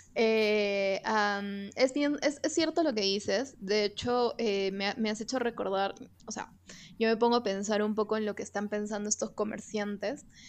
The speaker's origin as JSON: {"language": "Spanish", "country": "Peru", "said": "vivimos en el Perú, somos peruanos"}